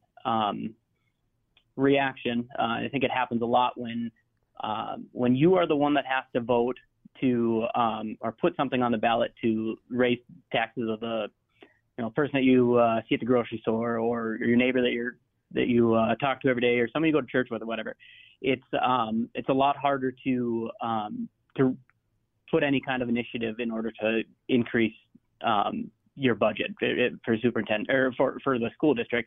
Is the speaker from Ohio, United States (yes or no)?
no; rural area near Minot, North Dakota, United States; now in Minot, United States; I grew up out in the country. I went to class. I played single-A football at DeLac.